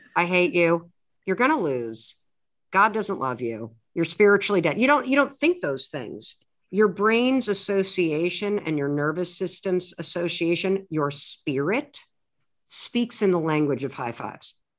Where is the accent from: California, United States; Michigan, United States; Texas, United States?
Michigan, United States; I grew up in the United States, in the Midwest. I was raised in a family that went to a, uh, Methodist church, a pretty liberal one, uh, in a small town in Michigan